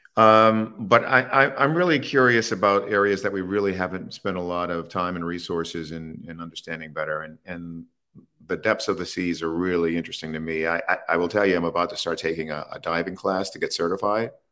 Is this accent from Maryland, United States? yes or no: yes; Baltimore, Maryland, United States; I grew up in Baltimore